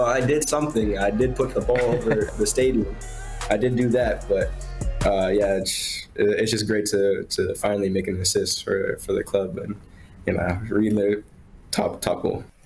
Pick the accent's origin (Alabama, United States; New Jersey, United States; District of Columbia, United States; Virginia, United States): Virginia, United States; now in Wolfsburg, Germany; where I'm from, uh, in Virginia